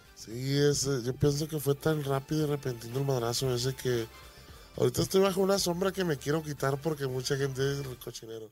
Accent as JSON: {"language": "Spanish", "town": "Tomatlán", "region": "Jalisco", "country": "Mexico", "also_born_or_lived": "United States", "moved": "yes"}